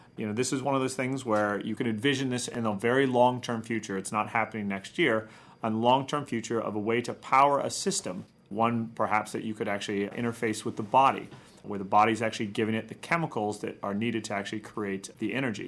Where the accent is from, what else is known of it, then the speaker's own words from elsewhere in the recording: Midwest, United States; I'm from the Midwest